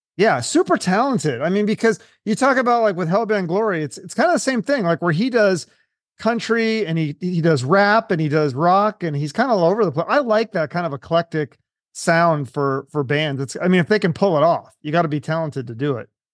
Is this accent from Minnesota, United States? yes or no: no; Washington, United States; I'm from Washington